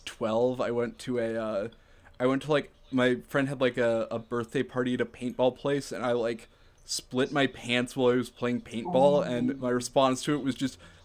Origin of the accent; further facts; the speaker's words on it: Minnesota, United States; growing up in Minnesota